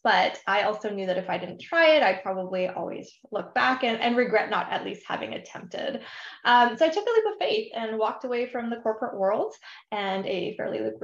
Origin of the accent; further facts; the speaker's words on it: Vancouver, British Columbia, Canada; moved away as an adult; also born or lived in Ontario, Canada / Bermuda; now in Seattle, United States; I'm originally from the Greater Vancouver, Canada area, but I currently live in beautiful sunny Seattle